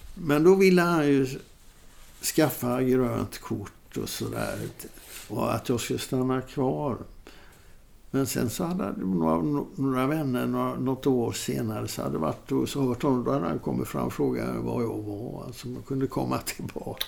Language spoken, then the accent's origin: Swedish; Sweden; jag var från Sweden